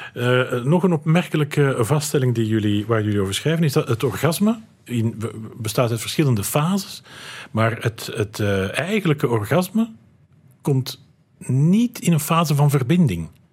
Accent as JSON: {"language": "Dutch", "region": "Flanders", "country": "Belgium", "said": "Bij ons in Vlaanderen"}